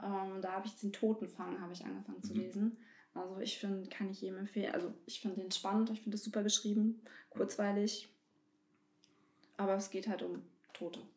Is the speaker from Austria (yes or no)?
no; Bernburg, Saxony-Anhalt, Germany; moved away; also born or lived in North Rhine-Westphalia; Ich bin hier geboren und bin aus NRW jetzt wieder nach Bernburg gezogen.